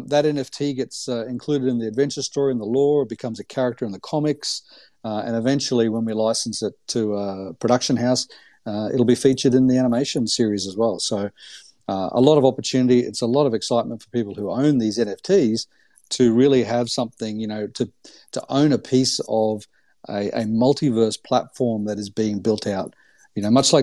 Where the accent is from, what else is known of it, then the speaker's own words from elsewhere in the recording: Gold Coast, Queensland, Australia; I grew up on the Gold Coast in Australia